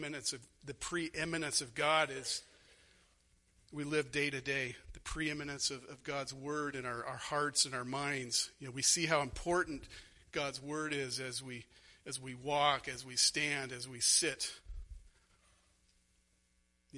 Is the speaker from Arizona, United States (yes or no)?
yes; Arizona, United States; moved away; I grew up in Arizona.